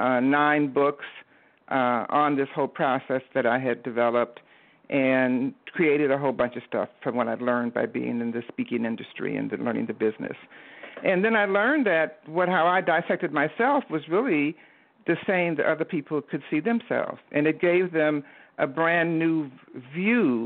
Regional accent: Detroit, Michigan, United States; I am originally from Detroit, Michigan, the Motor City, and I grew up in the Motown age

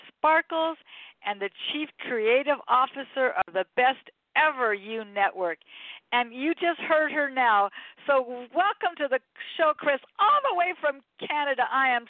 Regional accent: Los Angeles, California, United States; born and raised in Los Angeles

